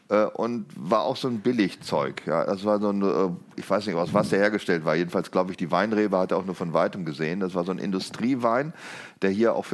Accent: Lower Saxony, Germany; ich bin ja aufgewachsen im Westniedersachsen

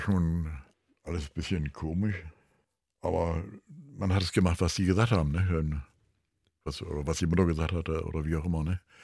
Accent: Germany; als Deutscher

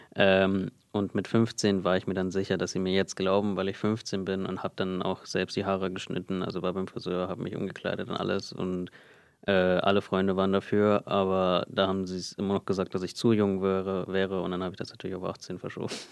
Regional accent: Germany; Also ich bin hier geboren in Deutschland. Meine Eltern sind 1995 hierher gekommen, sind beide aus Indien, streng kulturell aufgewachsen und ich bin hier mit meinem Bruder in Deutschland groß groß geworden

